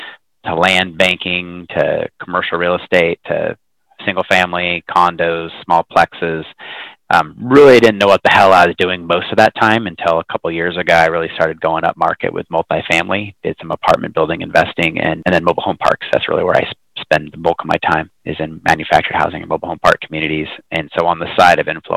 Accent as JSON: {"language": "English", "town": "Hood River", "region": "Oregon", "country": "United States", "tie": "born or raised there", "also_born_or_lived": "Hillsboro, Oregon", "said": "moved to a small town called Hood River when I was about one"}